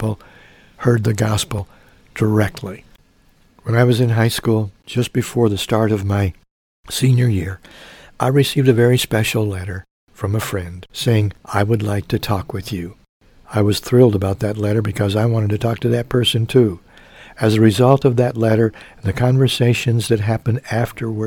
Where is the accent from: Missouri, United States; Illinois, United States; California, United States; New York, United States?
Illinois, United States; Mount Carmel; my hometown, Mount Carmel, Illinois